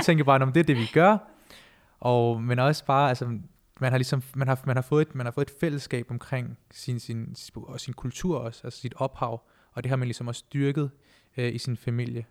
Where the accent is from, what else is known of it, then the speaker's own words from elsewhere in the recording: Denmark; vi er jo første generation, som der er født og opvokset her i Danmark